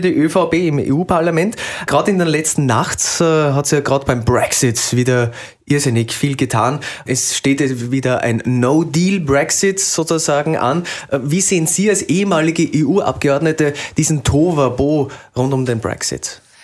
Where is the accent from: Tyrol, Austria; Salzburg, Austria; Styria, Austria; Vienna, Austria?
Salzburg, Austria; sage ich als Salzburger